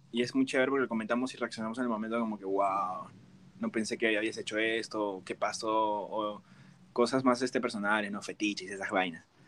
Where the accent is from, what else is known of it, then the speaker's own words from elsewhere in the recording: Peru; moved away; Soy de Perú